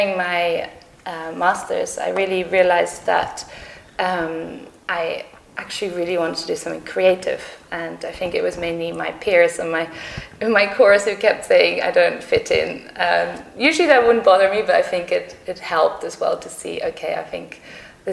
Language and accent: English; Germany; moved away as an adult; also born or lived in Sydney, Australia / Netherlands / Manchester, United Kingdom; now in London, United Kingdom; I was actually born in Sydney, and I grew up in the Netherlands and in Germany.